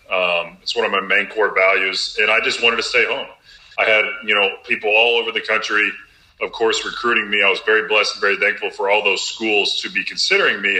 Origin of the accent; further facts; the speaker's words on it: Robinson, Illinois, United States; Champaign, Illinois is about two hours north of my hometown in Little Robinson, Illinois.